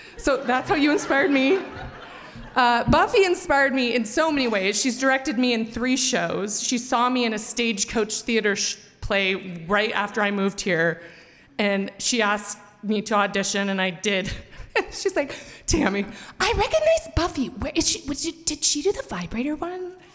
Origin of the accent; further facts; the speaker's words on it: Montana, United States; moved away as an adult; also born or lived in Missoula, Montana; now in Boise, United States; I'm from Montana